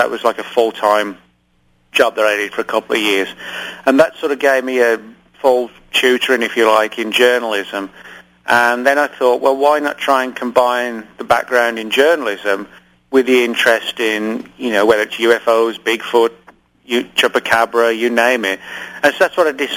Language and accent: English; England, United Kingdom; moved away; I grew up in England